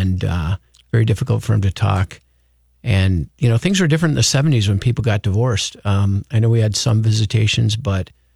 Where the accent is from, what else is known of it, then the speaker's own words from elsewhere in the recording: Anoka, Minnesota, United States; also born or lived in St. Cloud, Minnesota / Coon Rapids, Minnesota; I was born in St. Cloud, Minnesota, and moved to the Twin Cities. I want to say I was in kindergarten or preschool, somewhere in that age